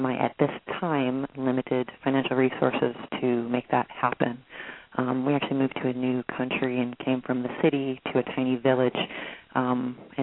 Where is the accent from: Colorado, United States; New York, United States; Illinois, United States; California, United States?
California, United States; Bay Area of; now in British Columbia, Canada; I am from the Bay Area of California, and I moved away from there into a tiny village, and we've been homesteading and creating a whole new life up in British Columbia.